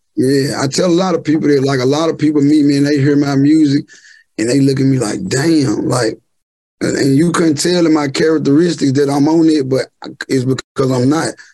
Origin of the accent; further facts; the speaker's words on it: Memphis, Tennessee, United States; moved away as an adult; now in Houston, United States; I'm from Memphis